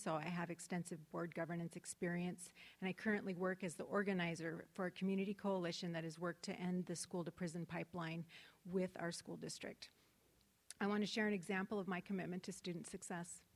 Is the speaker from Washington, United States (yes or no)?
yes; Spokane, Washington, United States; I grew up in Spokane, attended local public school